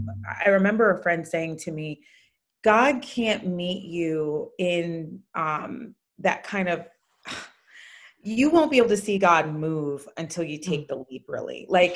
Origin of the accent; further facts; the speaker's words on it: Jamaica; also born or lived in Connecticut, United States; now in California, United States; I'm a mama of 3 kiddos, married to Ben. I'm from Jamaica. Ben is from England, and our kids are first generation American.